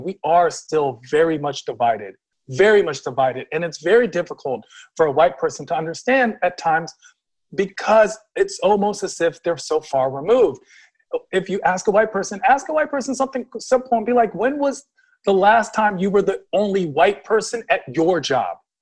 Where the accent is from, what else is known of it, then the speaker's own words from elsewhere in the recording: Washington, District of Columbia, United States; I'm from Washington, D.C., and I'm definitely a very D.C. person.